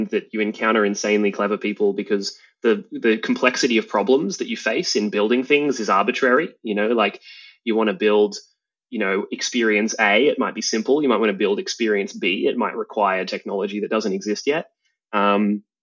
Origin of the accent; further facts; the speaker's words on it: Australia; I'm an Australian entrepreneur